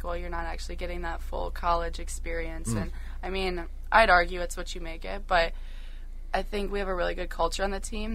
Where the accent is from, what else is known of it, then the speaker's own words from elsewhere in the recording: Madison area, Wisconsin, United States; I grew up in Wisconsin